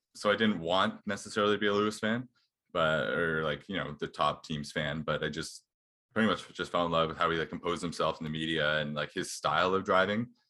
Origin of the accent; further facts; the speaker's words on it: Canada; as Canadian